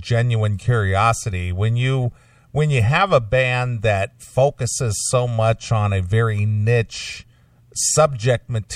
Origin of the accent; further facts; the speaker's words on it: Pittsburgh, Pennsylvania, United States; I'm a Pittsburgh guy